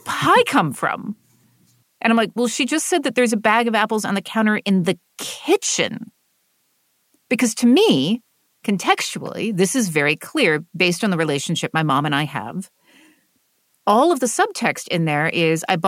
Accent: the American South, United States; So I come from the American South, which is what is called a high context region.

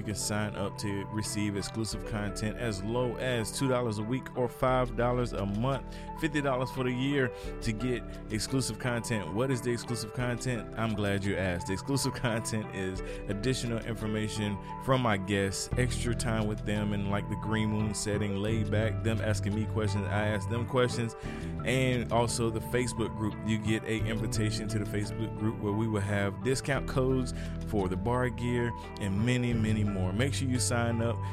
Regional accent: Turkey, North Carolina, United States; I'm from Turkey, North Carolina

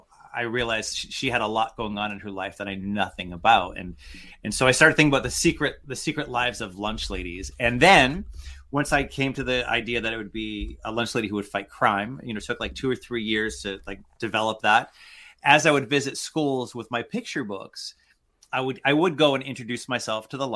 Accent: Worcester, Massachusetts, United States; I grew up in Worcester, Massachusetts, which is Eastern Mass, which means we don't say a-ahs.

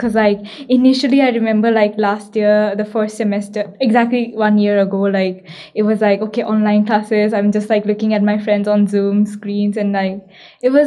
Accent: Delhi, India; moved away as an adult; now in Nagoya, Japan; I am half Japanese, half Indian. I grew up in Delhi and just started living for a continuous amount of time in Japan since I came to Nagoya University

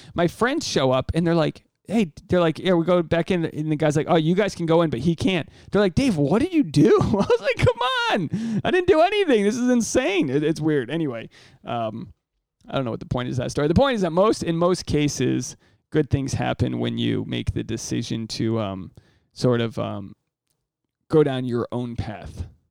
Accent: United States; I'm the American dude you hooked up with when you were uh, studying abroad

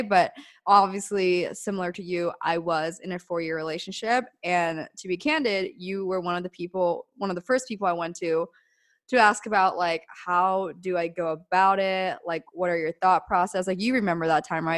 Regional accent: Denver, Pennsylvania, United States; moved away as an adult; I grew up in Denver, Pennsylvania, like middle of nowhere

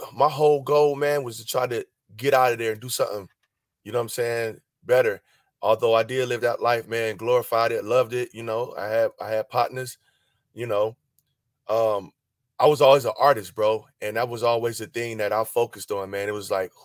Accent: Cleveland, Ohio, United States; moved away as an adult; also born or lived in France; I'm from Ohio, man. You know, the home of the funk, bro. Grew up around a lot of music.

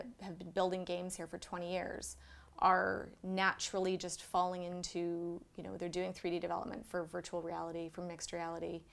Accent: Vancouver, British Columbia, Canada; I was born and raised in Vancouver

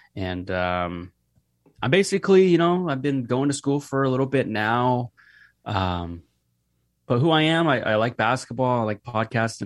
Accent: Seattle, Washington, United States; I'm from Seattle

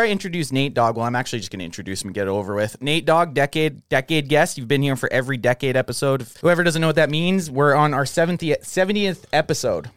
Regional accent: Canada; I'm from Canada

